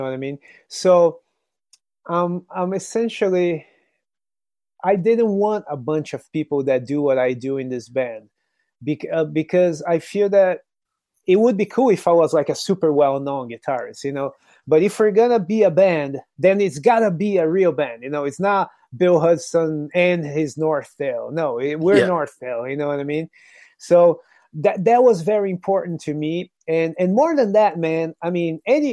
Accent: Brazil; English is a second language; now in United States; I'm from Brazil. You know, I'm originally from Brazil. But living in America

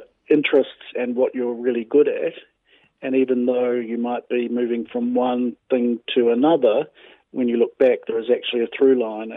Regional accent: Wellington, New Zealand; moved away; also born or lived in Australia / Melbourne; I was born in Wellington, but I lived in Australia for a long time

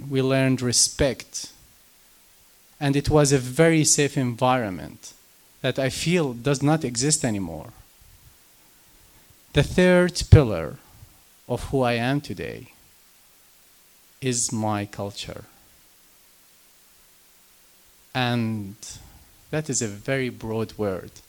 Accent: Jerusalem, Palestine; moved away; I am from Jerusalem, Palestine.

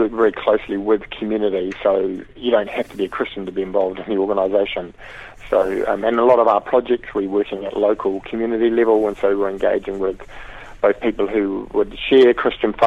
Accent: New Zealand; I guess growing up in New Zealand

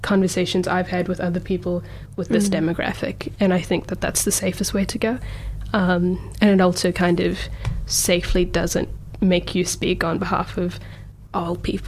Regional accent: Auckland, New Zealand; also born or lived in Botswana / Kerala, India; now in Dunedin, New Zealand; I was born in Botswana, which is just above South Africa. My parents are scattered from India, mainly from Kerala, and then I grew up in Auckland for like 10-12 years of my life, and then I moved down here.

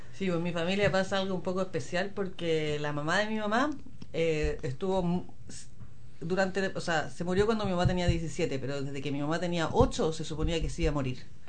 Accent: Chile; moved away as an adult; now in New Zealand; Yo vengo de una parte de Chile

